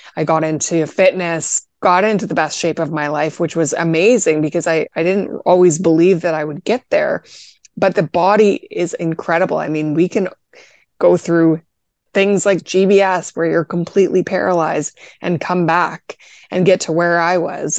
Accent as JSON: {"language": "English", "country": "Canada", "said": "I'm actually Canadian"}